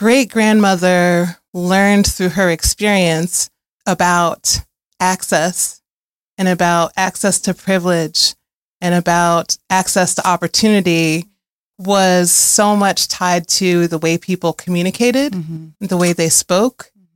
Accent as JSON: {"language": "English", "town": "Chicago", "region": "Illinois", "country": "United States", "tie": "born or raised there", "moved": "as an adult", "lives_now": "Asheville, United States", "said": "I grew up in Chicago originally, but I've been in Asheville for longer than I've been anywhere, over 20 years"}